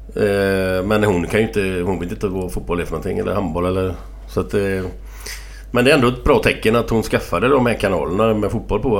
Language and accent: Swedish; Gothenburg, Västra Götaland, Sweden; där jag växte upp. Morsan och de bor kvar på samma ställe på Hisingen